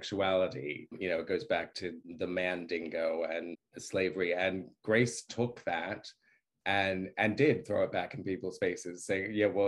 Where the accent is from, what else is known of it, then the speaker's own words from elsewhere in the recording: Australia; moved away; also born or lived in New York, United States; I was born in New York, but I grew up in Australia.